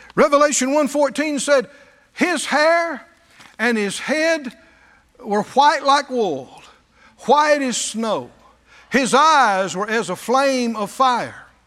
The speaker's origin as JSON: {"language": "English", "region": "the American South", "country": "United States", "said": "I was a Southerner."}